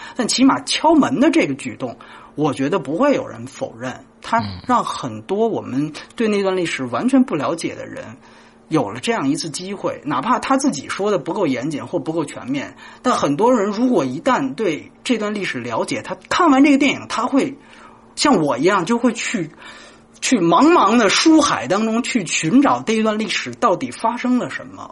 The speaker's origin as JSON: {"language": "Chinese", "country": "China", "said": "我是大陆来的"}